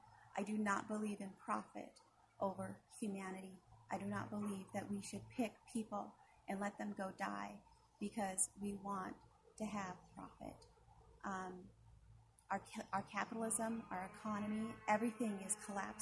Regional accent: Confederated Salish and Kootenai Tribes, Montana, United States; I come from the Confederate Salish and Kootenai tribes

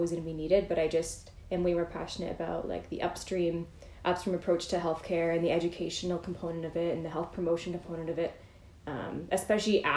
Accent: Curtis, Ontario, Canada; moved away as an adult; also born or lived in London, Ontario / Scarborough / Toronto; now in Mississauga, Canada; I grew up in Curtis with Caitlin and all of our friends.

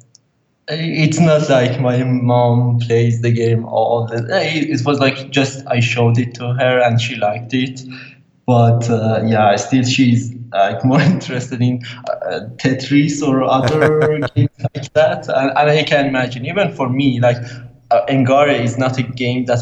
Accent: Iran; English is a second language; I'm from Iran.

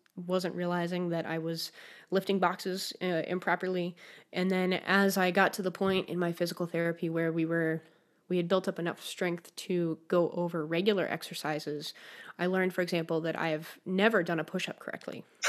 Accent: Denver, Colorado, United States; also born or lived in New Haven, Connecticut; now in Michigan, United States; I grew up in Denver, Colorado

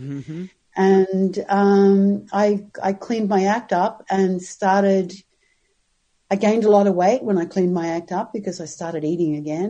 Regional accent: Brisbane, Queensland, Australia; moved away as an adult; also born or lived in Sydney, Australia / Los Angeles, United States; now in Pasadena, United States; I'm from Brisbane, Australia, originally. Yeah, I grew up in Australia, and I grew up in Brisbane and then moved to Sydney, where I lived for a number of years before I made the big trip to Los Angeles.

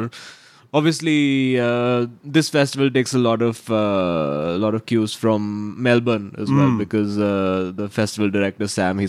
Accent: Mumbai, Maharashtra, India; It was actually, I think Mumbai for me, I mean, and most people from Mumbai are very biased about this.

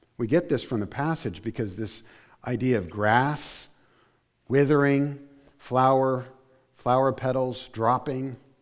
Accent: New Jersey, United States; also born or lived in Arizona; I consider myself from South Jersey

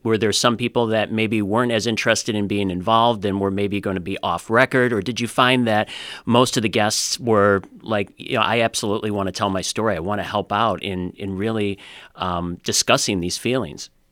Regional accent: United States; someone who grew up in the States

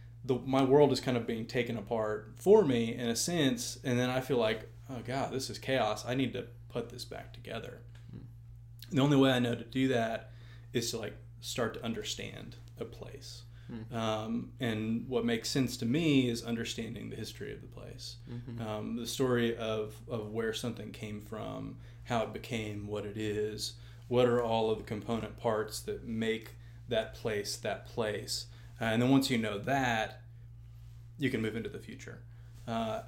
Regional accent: Dripping Springs, Texas, United States; moved away as an adult; also born or lived in Austin, Texas; now in Jackson, Tennessee, United States; I grew up in Texas

